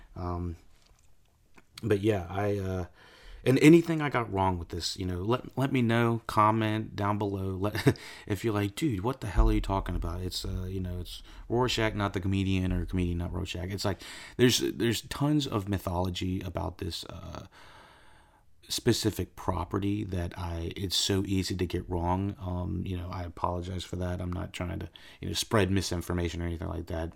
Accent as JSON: {"language": "English", "country": "United States", "said": "living in the United States"}